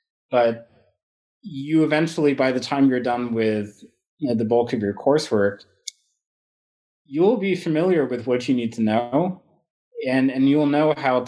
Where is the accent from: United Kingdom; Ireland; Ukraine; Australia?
United Kingdom; England; born there; I come from, you know, I was born in England. My family has traveled quite a bit.